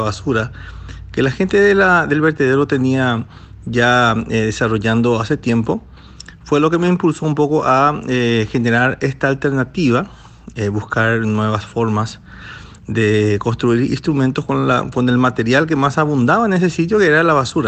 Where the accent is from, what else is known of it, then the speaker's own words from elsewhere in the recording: Carapeguá, Paraguarí, Paraguay; en mi pueblo, en mi ciudad, eh, que se llama Carapegua, que da 83 kilómetros de Asunción